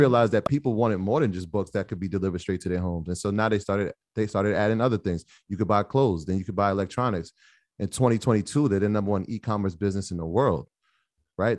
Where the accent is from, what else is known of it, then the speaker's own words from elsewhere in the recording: Jamaica; I'm, I'm Jamaican